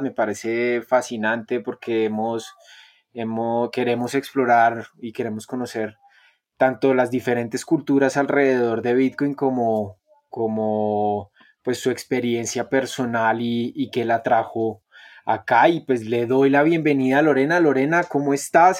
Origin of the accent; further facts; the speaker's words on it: Bogotá, Colombia; yo soy un bogotano, yo soy un, colombianito.